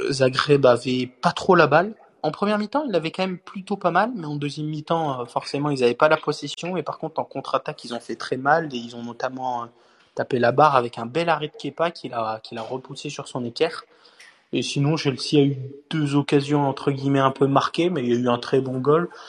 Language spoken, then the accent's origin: French; France; Juste ce qu'il faut retenir en tant que Français dans ce match